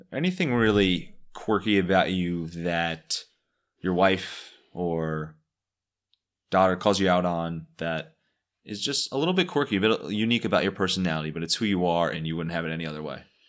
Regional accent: Cleveland, Ohio, United States; I was from Cleveland

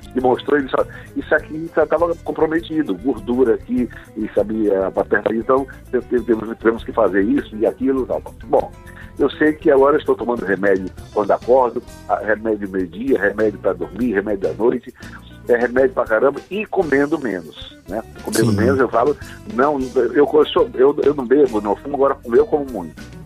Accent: Maceió, Alagoas, Brazil; also born or lived in Salvador, Bahia; eu sou o alagoano mais baiano do Brasil

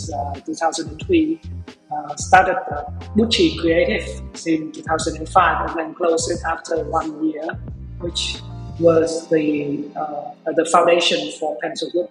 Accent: Vietnam; I was born and raised in Vietnam

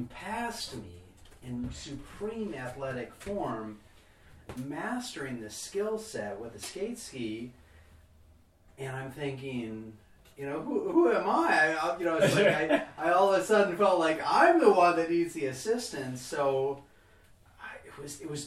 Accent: Wisconsin, United States; I grew up in Wisconsin

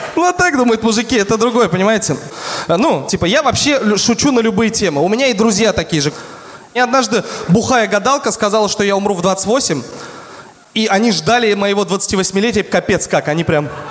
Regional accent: Tatarstan, Russia; Я говорю, из Татарстана

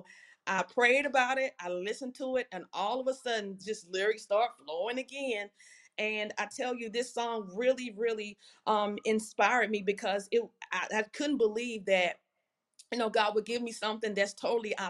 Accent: Louisiana, United States; I'm from Louisiana.

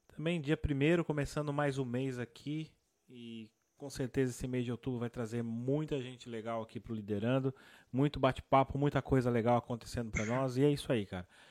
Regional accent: São Paulo, Brazil; Sou da Zona Sul aí de São Paulo. Sou de Santo Amaro, Capão Redondo

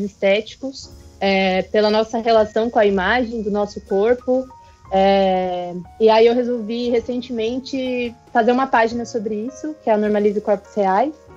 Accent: São Paulo, Brazil; moved away as an adult; now in Japan; eu moro no Japão, eu tô aqui há um ano, mas eu sou nascida e criada na Zona Leste de São Paulo

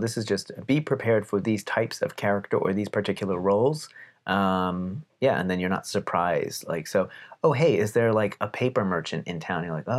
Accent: Palmerton, Pennsylvania, United States; also born or lived in Texas; But Pennsylvanians, especially where I'm from, have a certain way of speaking. And shout out to the Palmerton area in particular for the Pennsylvania Dutch

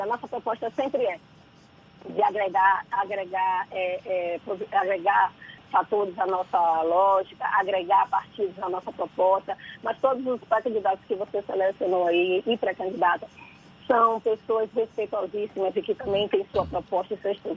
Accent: Salvador, Bahia, Brazil; Salvador é a minha cidade, né? Eu conheço essa cidade desde que eu nasci. É, eu sou a menina que nasceu em São Gonçalo do Retiro

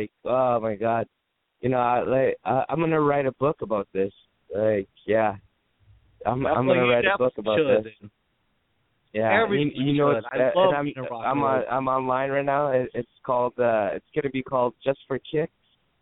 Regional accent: Canada; moved away; I'm Canadian.

